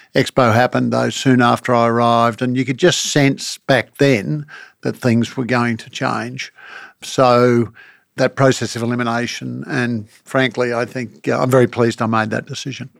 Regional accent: Brisbane, Queensland, Australia; growing up in Brisbane

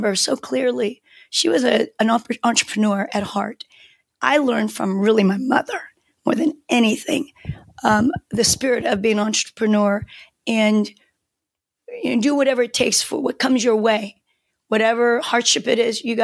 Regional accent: Seoul, South Korea; first language Korean; English is a second language; moved away; I grew up in a developing country. I'm from Seoul, Korea, South Korea.

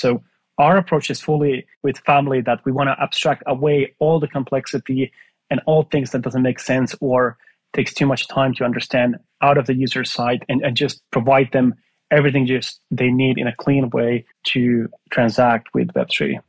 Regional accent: Finland; moved away; I'm from Finland originally

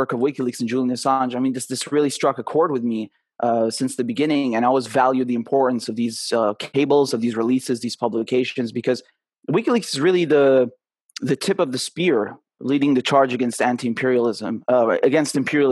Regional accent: Damascus, Syria; I'm half Syrian, half British. I was born in Damascus, Syria.

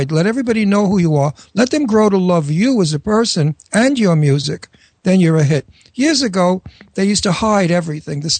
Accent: New York City, New York, United States; accent: New York; We may, but we may be moving to New York because that's my hometown. I'm a New Yorker, as you can hear from my really? accent, and I miss my New York.

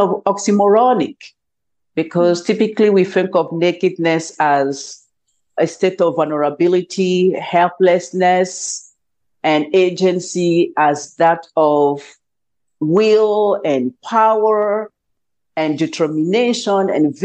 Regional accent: Côte d’Ivoire; moved away as an adult; now in United States; I'm originally from Cote d'Ivoire, which is in West Africa, and the official language there is French. So I went to the United States in 2004 for my graduate school

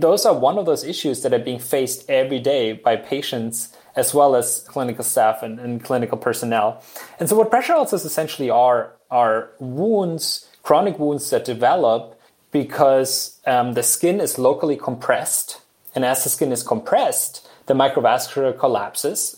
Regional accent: Germany; moved away as an adult; also born or lived in Utah, United States; now in Austin, United States; I'm from Germany

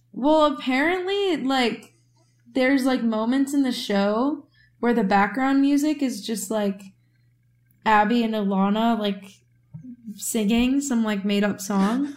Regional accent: Midwest, United States; now in New York, United States; I'm from the Midwest

